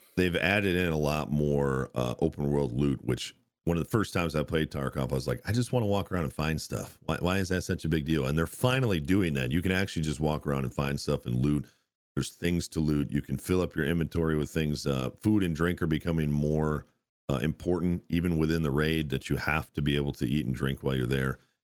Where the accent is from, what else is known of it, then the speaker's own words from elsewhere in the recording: United States; as an American